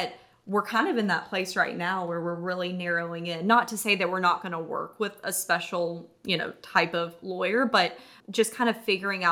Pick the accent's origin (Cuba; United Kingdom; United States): United States; North Carolina; moved away as an adult; also born or lived in San Diego; now in Charleston, United States; We're from North Carolina originally, got married in Charleston